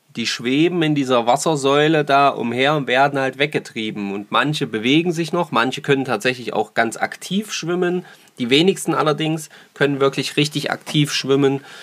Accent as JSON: {"language": "German", "region": "Saxony", "country": "Germany", "said": "bei uns in Sachsen"}